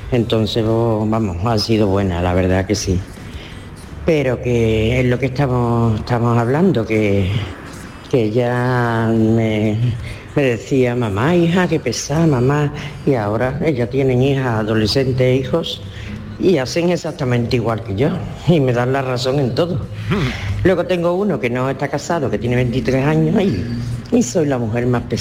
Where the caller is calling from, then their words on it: Seville, Andalusia, Spain; de Sevilla.